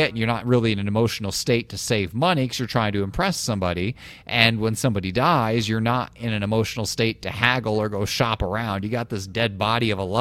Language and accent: English; Illinois, United States; also born or lived in Iowa; I grew up in Illinois, and we were evenly split between, like, Cardinals country and Cubs country